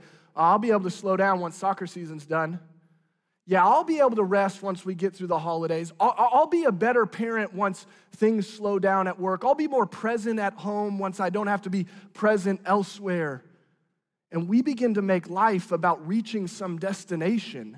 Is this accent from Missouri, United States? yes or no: yes; Branson, Missouri, United States; moved away; living and growing up in Branson probably shaped some of the way that I am